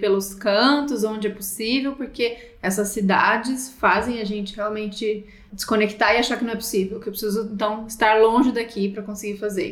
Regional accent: Brasília, Federal District, Brazil; now in São Paulo, Brazil; eu cresci em Brasília

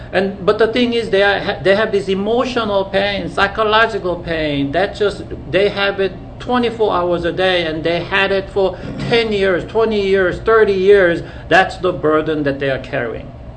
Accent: South Korea; moved away; at school in the 70s when I when I grew up in Korea

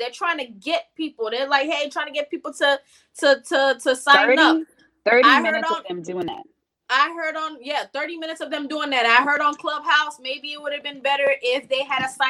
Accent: North Miami, Florida, United States; I'm from North Miami

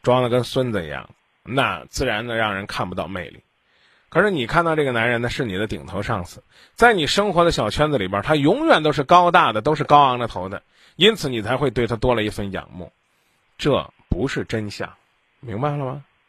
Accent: Henan, China; 我的家乡在河南，这里是中国之中，中原之中

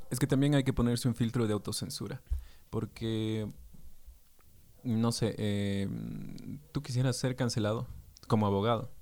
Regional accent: Ecuador; Como somos todos los ecuatorianos, no decimos pocos, decimos poquito

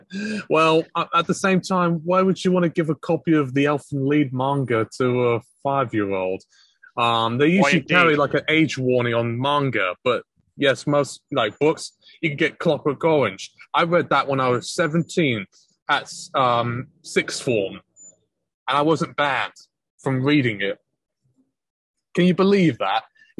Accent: England, United Kingdom; But in my time growing up in England, I was never carded or was told you can't buy this album because it's parental advisory.

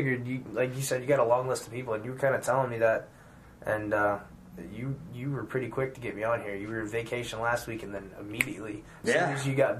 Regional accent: Midwest Missouri, United States; accent: southern; I'm from Midwest Missouri.

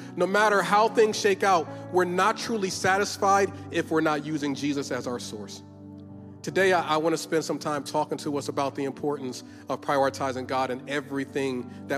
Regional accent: Philadelphia, Pennsylvania, United States; I'm from Philly

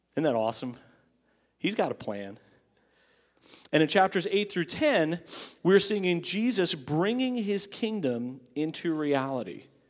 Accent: Long Island, New York, United States; the church I grew up in on Long Island

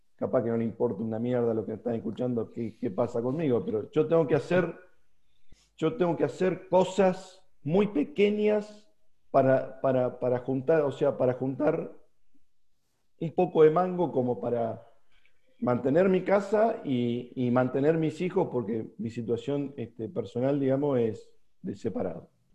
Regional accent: Argentina

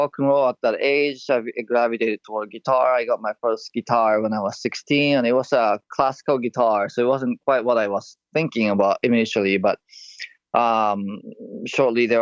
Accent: Japan; moved away; I'm originally from Japan

